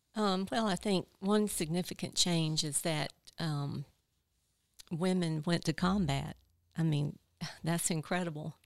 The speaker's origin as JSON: {"language": "English", "town": "Ninety Six", "region": "South Carolina", "country": "United States", "tie": "born or raised there", "also_born_or_lived": "Greenwood, South Carolina", "said": "my hometown, uh, Greenwood. I grew up in ninety-six"}